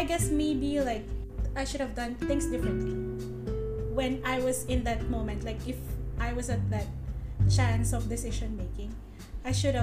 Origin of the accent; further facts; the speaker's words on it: Philippines; being a Filipino and all these things, like you learn to love your culture